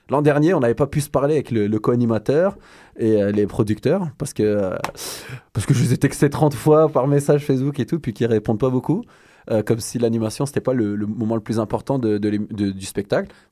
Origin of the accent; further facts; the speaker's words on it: Ottawa, Ontario, Canada; Non, je viens d'Ottawa.